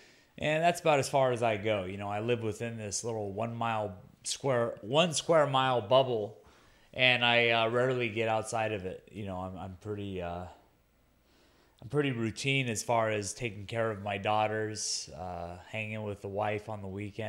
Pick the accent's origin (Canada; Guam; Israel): Guam; My hometown is where I started out. And then, you know, I traveled around. I fought in California, the Middle East, Asia, all over. But there has never been a place that gets behind its athletes like I do, like I feel that Guam does.